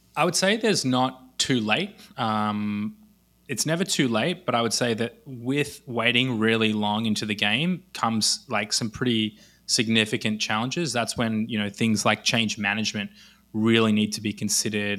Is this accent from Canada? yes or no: no; Australia; accent: Australian; moved away as an adult; also born or lived in Los Angeles, United States; now in Israel; I grew up in Australia, actually lived in Los Angeles for three years in between